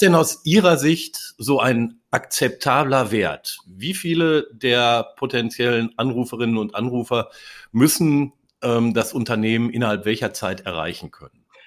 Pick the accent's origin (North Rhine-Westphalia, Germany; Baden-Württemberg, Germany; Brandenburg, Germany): North Rhine-Westphalia, Germany; Ruhr area; now in Darmstadt, Germany; Als gebürtiger Ruhrgebietler